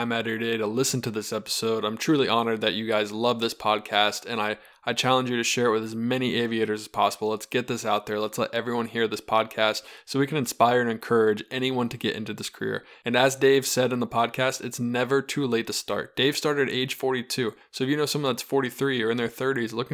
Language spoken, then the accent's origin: English; North Carolina, United States; moved away; also born or lived in Ohio; I am from North Carolina